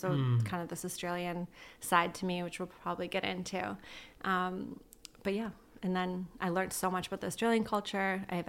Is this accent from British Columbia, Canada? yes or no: yes; Ladner, British Columbia, Canada; I grew up in Ladner. It's very small. You know everyone.